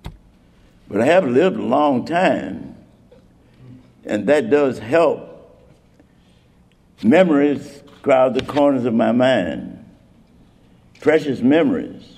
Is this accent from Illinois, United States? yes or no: yes; Chicago, Illinois, United States; also born or lived in Alabama; My earliest memories growing up in Chicago is when my mother used to take us